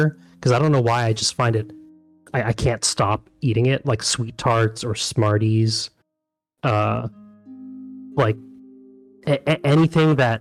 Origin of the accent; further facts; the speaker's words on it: New York City, New York, United States; now in Austin, United States; I'm actually from New York